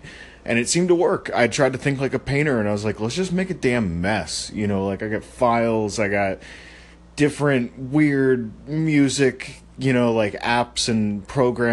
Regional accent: Maryland, United States; I'm from Maryland

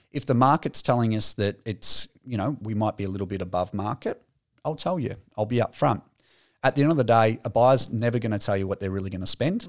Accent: Aspendale, Victoria, Australia; growing up in Aspendale

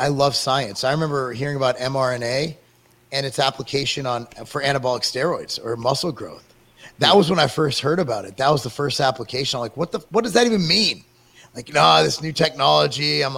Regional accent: United States; I'm an American

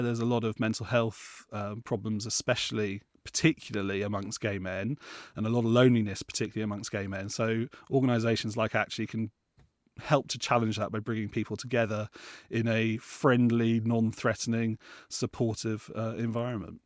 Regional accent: Plymouth, South West England, United Kingdom; I grew up in Plymouth

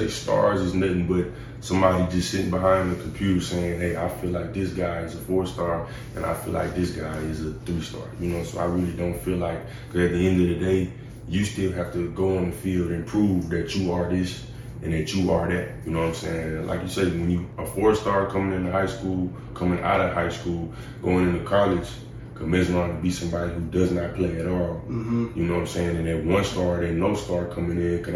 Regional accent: Houston, Texas, United States; I'm from Houston, Texas

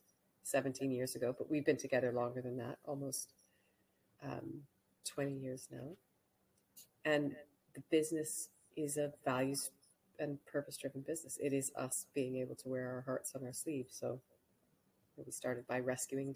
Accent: Canada; moved away; also born or lived in Hong Kong; I grew up in Canada

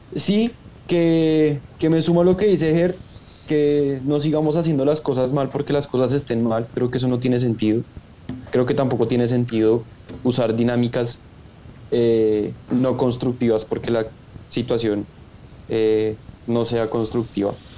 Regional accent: Bogotá, Bogotá Capital District, Colombia; como ciudadano y como bogotano

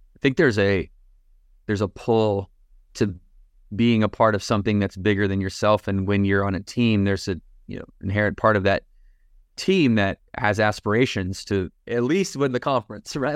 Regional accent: Battle Creek, Michigan, United States; now in Lake Norman, United States; Morgan, uh, and I both grew up in Battle Creek, Michigan

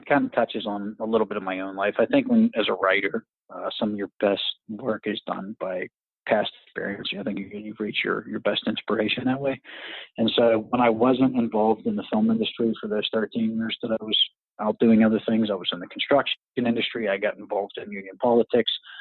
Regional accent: Pittsburgh, Pennsylvania, United States; I grew up in the Pittsburgh area

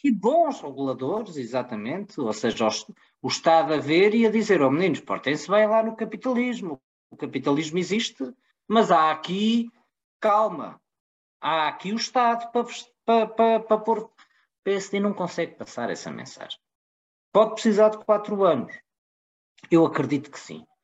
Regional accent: Portugal; eu, como português

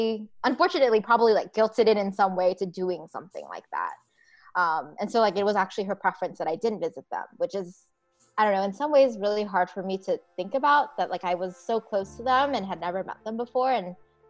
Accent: United States; I am American and was born in the United States.

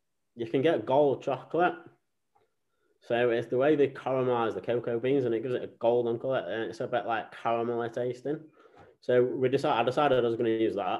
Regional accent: Sheffield, Yorkshire and the Humber, United Kingdom; I'm from Sheffield originally, Rotherham Sheffield, right, in Yorkshire

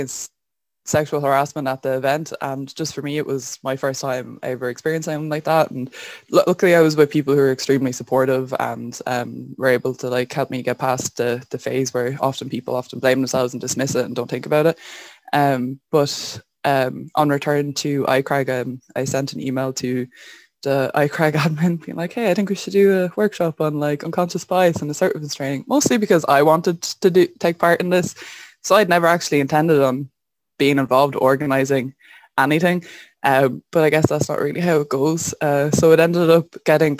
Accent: Wexford, Leinster, Ireland; I'm from Wexford

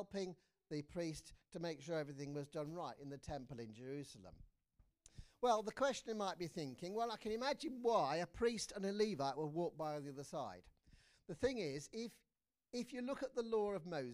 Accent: England, United Kingdom; as an Englishman

